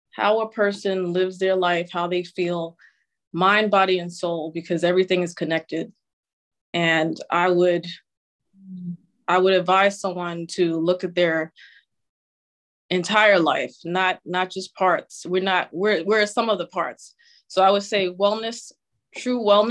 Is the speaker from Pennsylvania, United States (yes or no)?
no; New York City, New York, United States; I grew up in New York City and Queens, actually, Queens, New York City